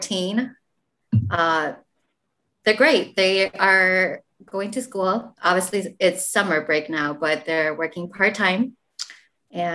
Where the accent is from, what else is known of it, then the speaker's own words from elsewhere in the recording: Madison, Wisconsin, United States; also born or lived in Douglasville, Georgia; I was born in Douglasville, Georgia. And my parents relocated to Madison, Wisconsin, when I was roughly 6 months old. And I've been in Madison for the last 37 years of my life.